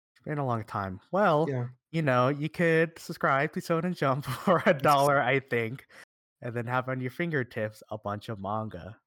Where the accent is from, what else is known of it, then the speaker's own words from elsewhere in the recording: United States; we're from America